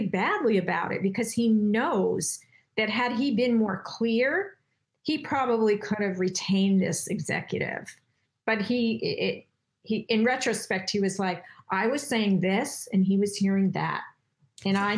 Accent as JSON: {"language": "English", "region": "New York", "country": "United States", "said": "I'm from New York, and we speak differently than the people on the West Coast"}